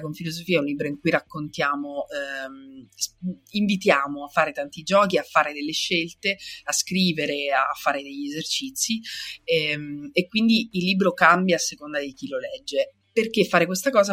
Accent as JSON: {"language": "Italian", "region": "Sicily", "country": "Italy", "said": "io sono siciliana"}